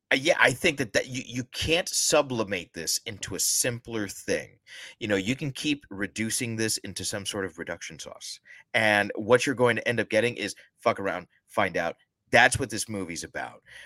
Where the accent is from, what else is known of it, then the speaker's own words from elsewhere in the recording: the South, United States; we're both from the South